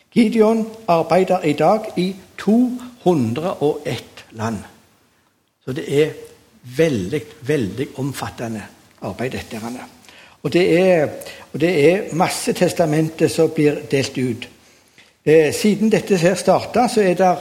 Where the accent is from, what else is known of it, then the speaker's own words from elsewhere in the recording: Sandnes, Rogaland, Norway; Jeg er oppvokst på Gandal